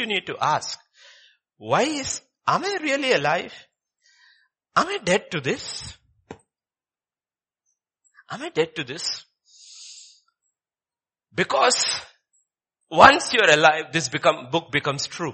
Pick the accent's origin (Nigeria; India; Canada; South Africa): India; Kerala; I come from Kerala